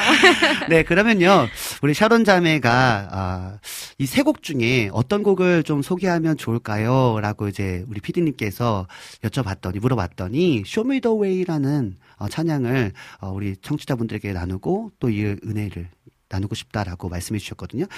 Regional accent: Hwacheon, Gangwon, South Korea; moved away; 저는 뭐 강원도 화천군 하남면 원천리 산반에 살았던 완전 시골뜨 완전 완전 시골뜨기였거든요

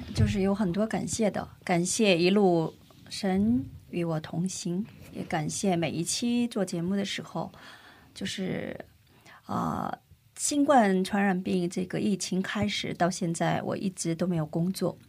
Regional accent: China; also born or lived in South Korea; 我出生在中国，生在中国

